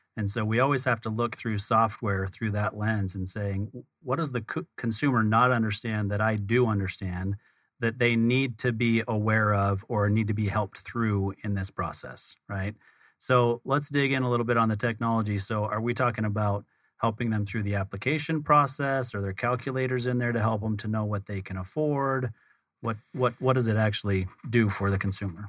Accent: Utah, United States; we're both from Utah

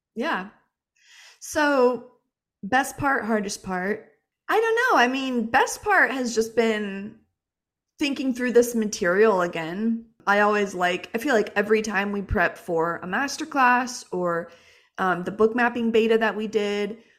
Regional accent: Jacksonville, Florida, United States; moved away; We're from Jacksonville. We spent our whole childhood and, uh, adolescence there.

